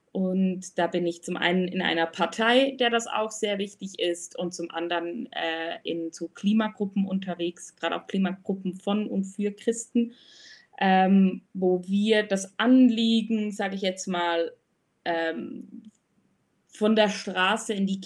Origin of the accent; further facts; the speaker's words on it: Switzerland; Ich komme aus der Schweiz oder wohne auch in der Schweiz, im wunderschönen Bern.